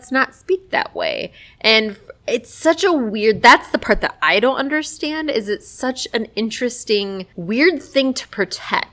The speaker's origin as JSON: {"language": "English", "region": "Minnesota", "country": "United States", "tie": "born or raised there", "moved": "yes", "said": "I lived in small town fuckery of Minnesota"}